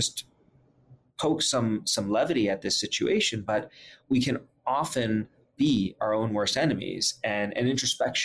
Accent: New York City, New York, United States; I grew up in Brooklyn, New York

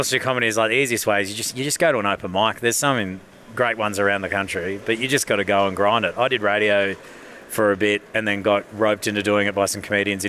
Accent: Tonga; also born or lived in Queensland, Australia; now in Australia; I was born in Tonga, moved to Australia.

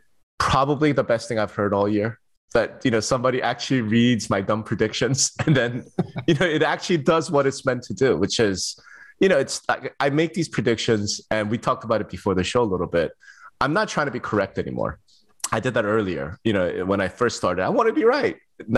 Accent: Las Vegas, Nevada, United States; when you'll be in my hometown of Las Vegas.

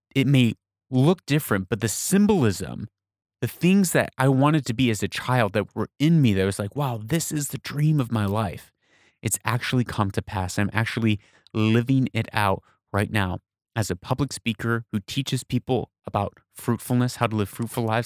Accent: United States; now in Persian Gulf region, Middle East; I'm from America

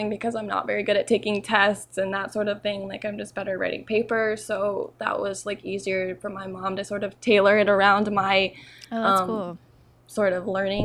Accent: Central Florida, United States; I grew up in Central Florida

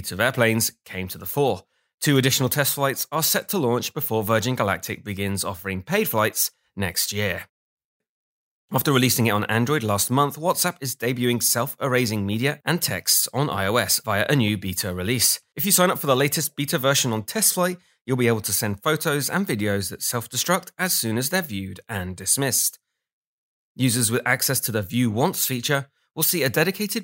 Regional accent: England, United Kingdom; I'm English

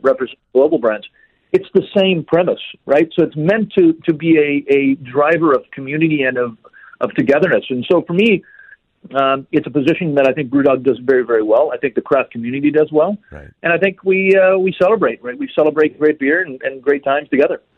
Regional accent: El Paso, Texas, United States; back in my hometown of El Paso, Texas

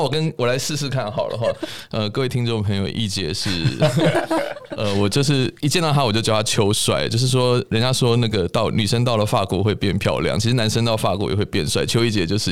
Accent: Taiwan; 我们台湾人

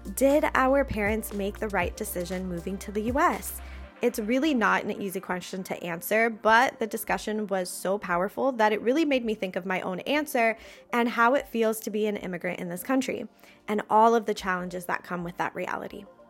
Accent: Puerto Rico; In Puerto Rico, we call it bregando

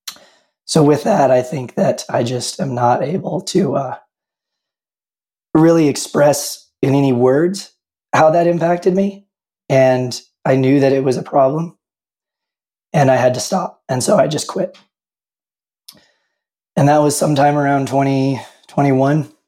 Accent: Tennessee, United States; moved away as an adult; now in Utah, United States; I grew up drinking moonshine in the Tennessee Hills, and I moved out to Utah sometime around 2005.

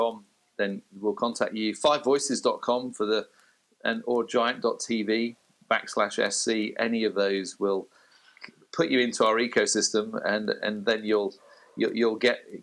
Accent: United Kingdom; as a Brit

